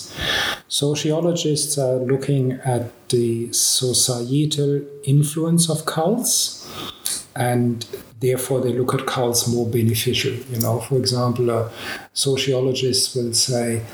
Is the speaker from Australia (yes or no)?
yes; Australia; I'm Australian